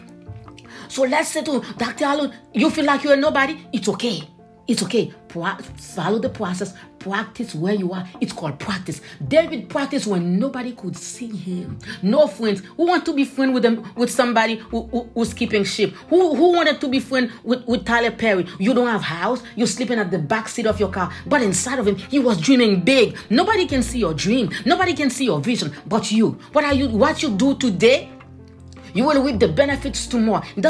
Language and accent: English; Haiti; moved away; when I was a kid, I grew up in Haiti. I was born in the countryside.